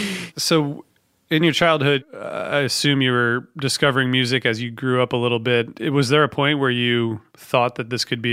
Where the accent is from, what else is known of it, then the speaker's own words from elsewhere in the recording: Ohio, United States; I'm from Ohio, so I went to Ohio State